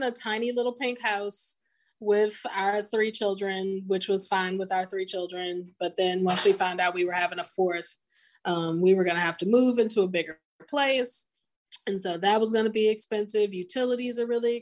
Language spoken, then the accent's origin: English; St. Louis, Missouri, United States; moved away as an adult; also born or lived in St. Croix, U.S. Virgin Islands / Mississippi; now in Water Valley, United States; I'm originally from St. Louis, Missouri, and I lived there until shortly after I turned 21